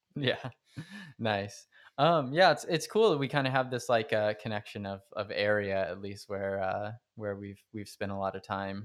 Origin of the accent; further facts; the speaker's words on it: Stockton, California, United States; I grew up in Stockton